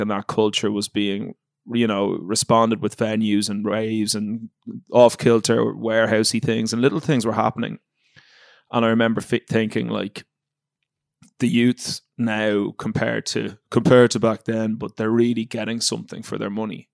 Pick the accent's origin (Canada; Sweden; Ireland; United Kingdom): Ireland; moved away as an adult; I grew up in Ireland